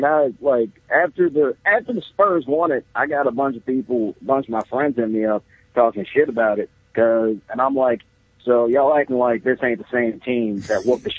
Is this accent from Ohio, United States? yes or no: yes; Cleveland, Ohio, United States; moved away; I am from Cleveland